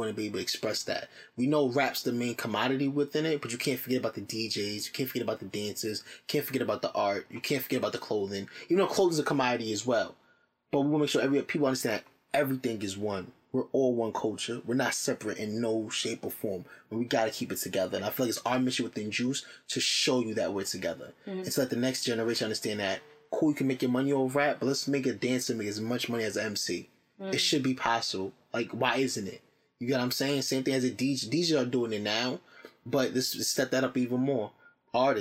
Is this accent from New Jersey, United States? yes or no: yes; Jersey City, New Jersey, United States; moved away as an adult; also born or lived in Alabama; I'm from Jersey City, born and raised